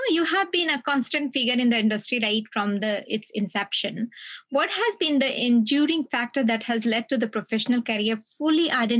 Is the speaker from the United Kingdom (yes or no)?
no; Lucknow, Uttar Pradesh, India; moved away; also born or lived in Delhi; I'm from Lucknow. So from Delhi to Lucknow, it's like it used to be 12 hours journey.